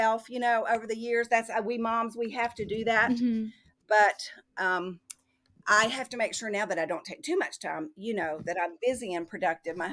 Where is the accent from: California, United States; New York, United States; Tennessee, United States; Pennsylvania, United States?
Tennessee, United States; also born or lived in Fairhope, Alabama; now in Massachusetts, United States; We're from Tennessee